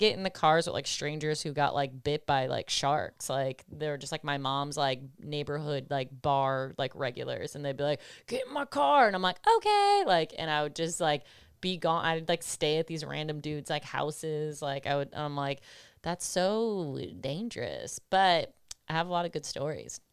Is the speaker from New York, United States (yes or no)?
yes; Buffalo, New York, United States; I'm from Buffalo